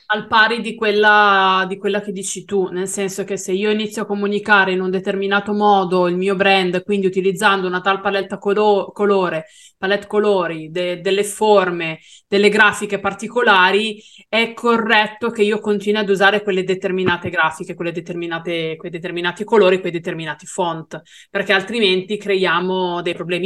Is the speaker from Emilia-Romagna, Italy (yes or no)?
no; Brianza, Lombardy, Italy; Io non sono veneta, sono brianzola